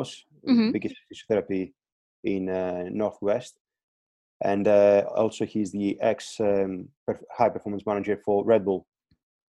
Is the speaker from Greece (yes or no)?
yes; Crete, Greece; moved away as an adult; Originally, I'm from Greece, from Crete.